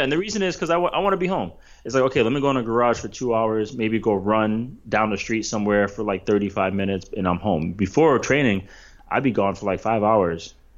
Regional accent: East Coast, United States; I grew up on the East Coast

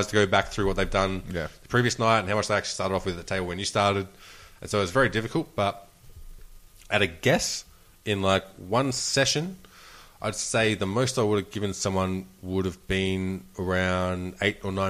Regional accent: Australia; I'm Australian.

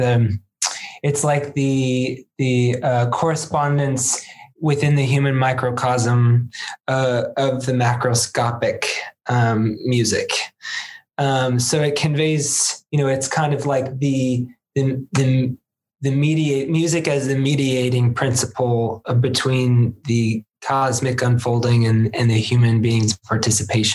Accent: United States; As an American

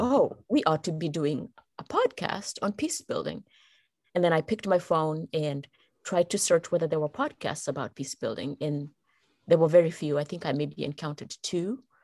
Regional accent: Kenya; moved away as an adult; And I'm originally from Kenya. I come from Kenya. That's where I was born and raised.

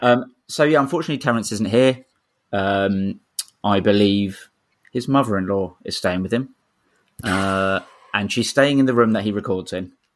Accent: London, United Kingdom; I was born in Camberwell, so I'm proper

